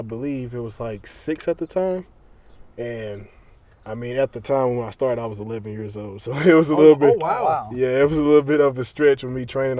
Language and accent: English; Trenton, Tennessee, United States; It was a guy from my hometown in Trenton.